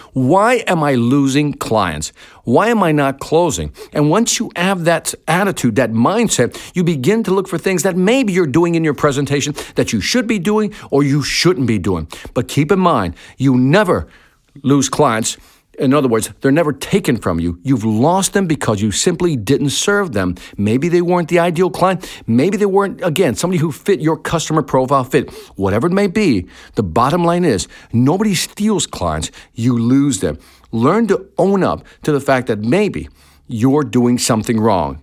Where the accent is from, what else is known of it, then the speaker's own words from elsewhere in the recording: Chicago, Illinois, United States; also born or lived in Puerto Rico; I was born in Chicago